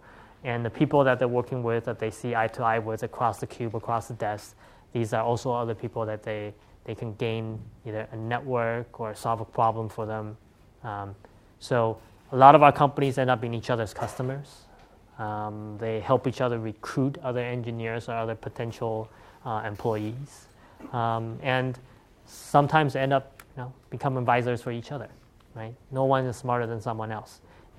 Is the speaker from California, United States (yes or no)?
yes; California, United States; my passion was still around this community I grew up with here in the Bay Area, right?